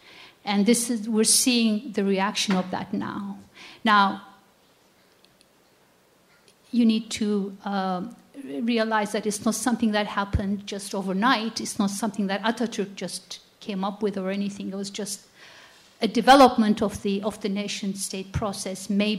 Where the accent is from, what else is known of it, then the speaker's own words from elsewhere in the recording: Turkey; now in United States; I'm a Christian. I was born and raised in Turkey